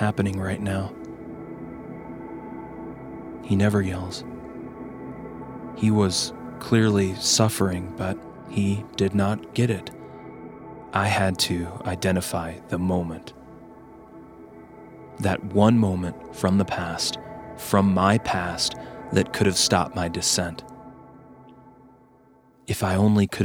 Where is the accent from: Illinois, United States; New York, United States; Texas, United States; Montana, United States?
Montana, United States; now in Colorado, United States; Growing up in Montana, fishing trips were a constant